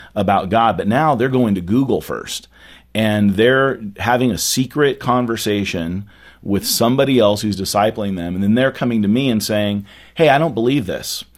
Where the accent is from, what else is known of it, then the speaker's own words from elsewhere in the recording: California, United States; now in Dallas, United States; growing up in California